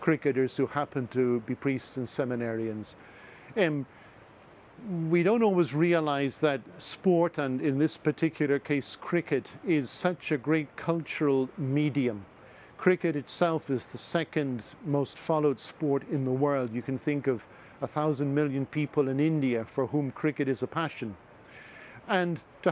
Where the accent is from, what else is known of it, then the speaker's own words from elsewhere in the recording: Ireland; now in Rome, Italy; I'm Irish myself